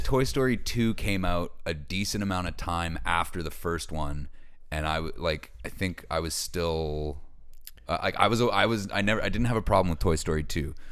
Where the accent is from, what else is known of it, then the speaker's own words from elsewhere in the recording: Hammonds Plains Road, Nova Scotia, Canada; We had a house on Hammond's Plains Road